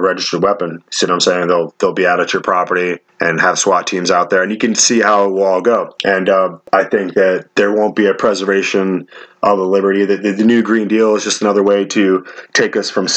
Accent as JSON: {"language": "English", "country": "United States", "said": "as the American people"}